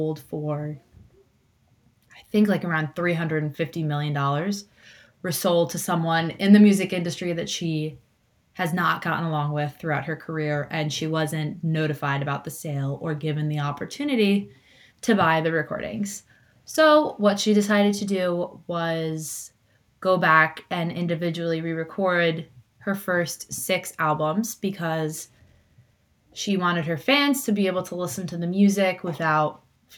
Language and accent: English; Hudson Valley, an hour and a half from New York City, United States; you get into Grand Central and in an hour and a half, you can be in my hometown